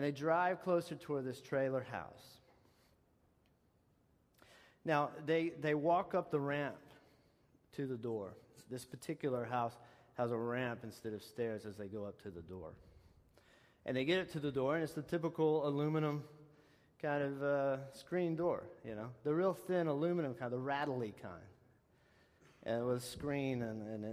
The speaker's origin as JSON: {"language": "English", "region": "Texas", "country": "United States", "tie": "born or raised there", "moved": "yes", "said": "where I'm from, my hometown of Texas, we have this white stuff they call caliche"}